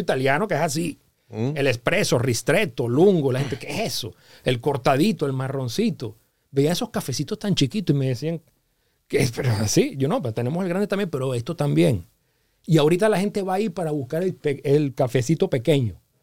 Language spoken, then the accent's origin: Spanish; Venezuela; moved away as an adult; now in Los Angeles, United States; yo me quería regresar ya a Venezuela porque ya tenía unos años fuera de Venezuela